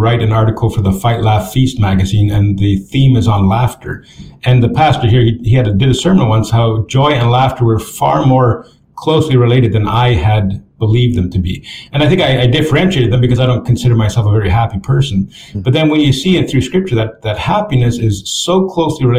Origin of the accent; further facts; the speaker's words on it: Canada; moved away as an adult; now in Texas, United States; I'm from Canada